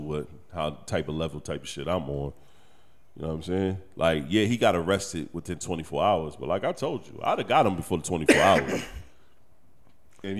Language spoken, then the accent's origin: English; Detroit, Michigan, United States; moved away; also born or lived in Anderson, South Carolina; in Detroit, where I'm really from